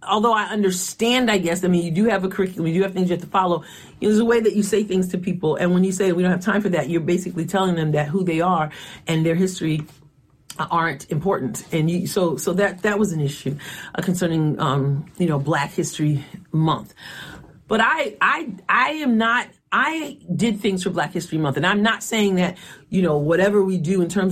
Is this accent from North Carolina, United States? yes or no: no; Long Island, New York, United States; I was growing up in Long Island, New York